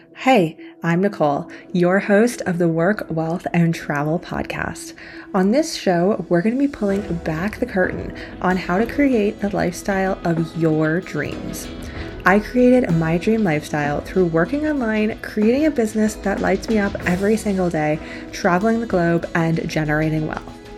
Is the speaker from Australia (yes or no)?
no; Canada; moved away as an adult; also born or lived in China; So I grew up in Canada in a very small town.